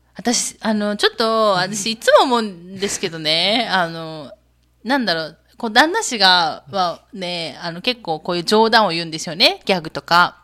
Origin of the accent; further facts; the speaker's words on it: Japan; 私日本人